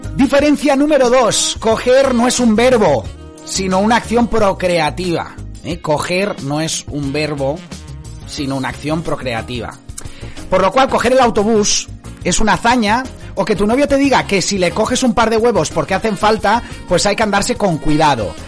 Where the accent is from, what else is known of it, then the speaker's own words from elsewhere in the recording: Spain; moved away as an adult; also born or lived in Scotland; now in Inveraray, United Kingdom; todos somos de origen español y estamos ahora más allá de la frontera